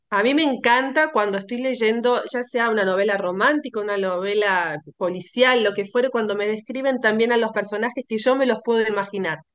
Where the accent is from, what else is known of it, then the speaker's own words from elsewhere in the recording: Argentina; yo soy argentina